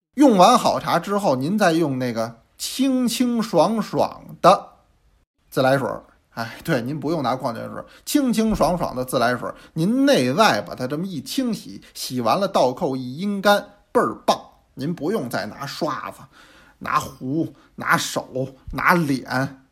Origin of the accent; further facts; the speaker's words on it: China; 我这是一中国人，啊，我这胃我也是中国的，原装的